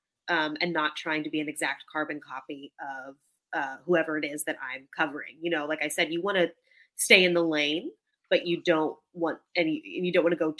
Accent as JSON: {"language": "English", "region": "Texas", "country": "United States", "said": "I'm from Texas"}